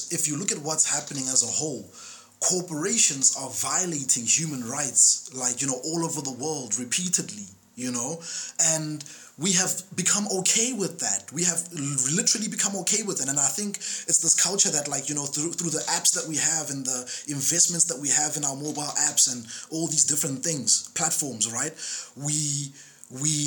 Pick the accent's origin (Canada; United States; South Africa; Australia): South Africa; as a South African citizen